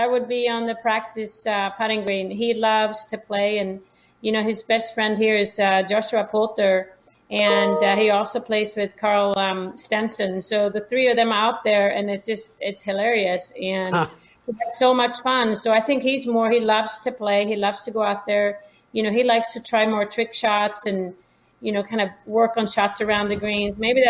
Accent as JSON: {"language": "English", "country": "Sweden", "tie": "born or raised there", "said": "Yeah, my parents are both quite athletic, I would say, play different sports growing up in Sweden."}